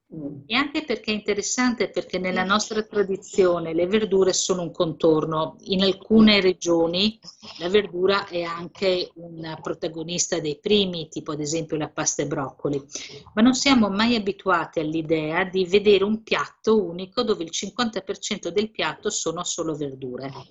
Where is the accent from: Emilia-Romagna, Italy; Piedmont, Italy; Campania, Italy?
Emilia-Romagna, Italy; io sono emiliana di origine